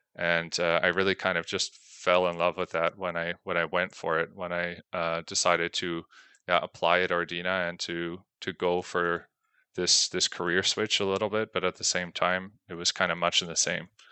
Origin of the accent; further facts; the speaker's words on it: Canada; moved away as an adult; now in Belgium; I'm originally from Canada